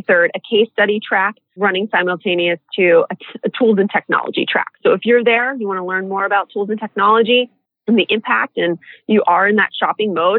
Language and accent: English; San Diego, California, United States; in San Diego, my hometown.